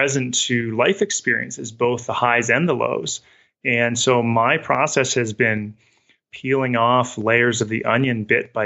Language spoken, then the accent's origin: English; Western Canada, Canada; moved away as an adult; also born or lived in New England / Midwest; now in Salt Lake City, United States; I grew up in Western Canada. I'd moved to New England. I'd moved to the Midwest, eventually ended up in Salt Lake City.